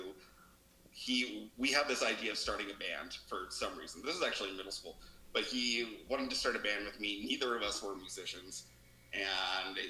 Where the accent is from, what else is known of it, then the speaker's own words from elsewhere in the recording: Reno, Nevada, United States; moved away as an adult; also born or lived in Las Vegas, Nevada; now in Seattle, United States; we're both from Reno, Nevada